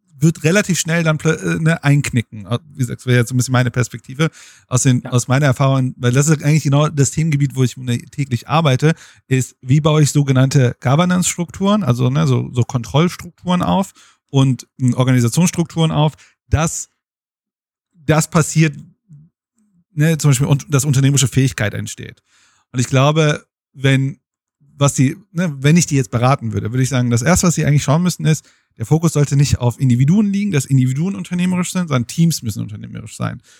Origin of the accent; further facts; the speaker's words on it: Bochum, North Rhine-Westphalia, Germany; Ich komme aus Bochum und äh, aus dem Pott sozusagen